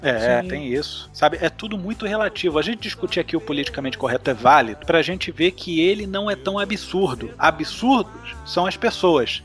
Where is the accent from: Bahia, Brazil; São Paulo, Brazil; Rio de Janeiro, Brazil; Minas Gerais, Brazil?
Rio de Janeiro, Brazil; eu sou carioca